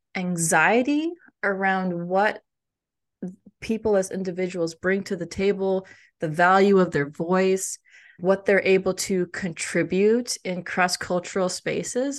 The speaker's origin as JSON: {"language": "English", "country": "United States", "said": "as an Indian American growing up"}